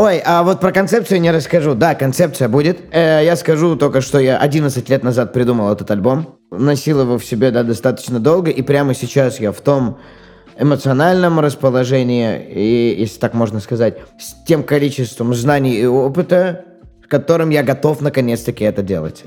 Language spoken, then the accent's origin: Russian; Novokuznetsk, Kemerovo Oblast, Russia; moved away as an adult; Всё-таки мой родной город Новокузнецк.